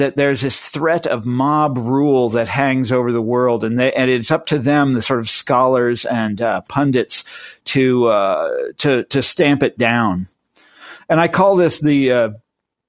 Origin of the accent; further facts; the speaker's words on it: Kansas, United States; my home state in Kansas